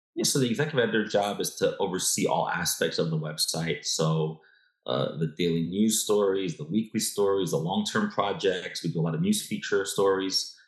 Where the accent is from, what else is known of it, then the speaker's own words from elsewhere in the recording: New York, United States; I was born and raised in New York